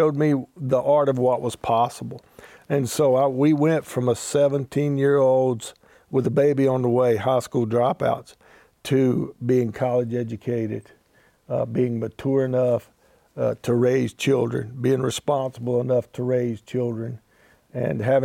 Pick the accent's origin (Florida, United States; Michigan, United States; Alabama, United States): Alabama, United States; moved away as an adult; also born or lived in Shreveport-Bossier, Louisiana; my background is I grew up in Alabama